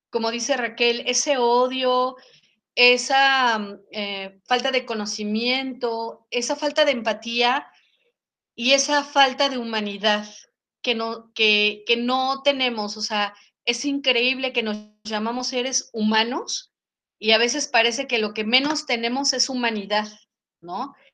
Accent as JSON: {"language": "Spanish", "country": "Mexico", "said": "pero también había que ver hacia adentro como mexicanos qué hacemos."}